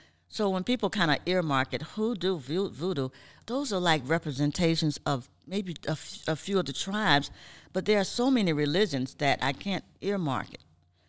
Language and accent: English; Savannah, Georgia, United States; So that's how we were raised in Savannah, to do twofold. We practice and worship the creator, and then we also call the names of our ancestors.